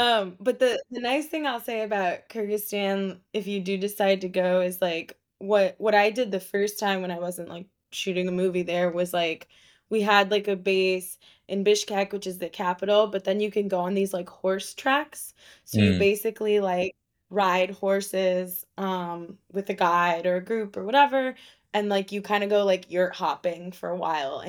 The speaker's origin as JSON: {"language": "English", "region": "Florida", "country": "United States", "tie": "born or raised there", "also_born_or_lived": "Israel", "said": "I was born"}